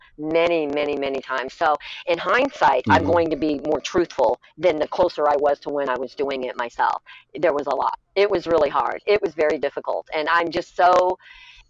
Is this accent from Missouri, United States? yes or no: yes; Lake of the Ozarks, Missouri, United States; I'm from Lake of the Ozarks, I'm a bit of a hillbilly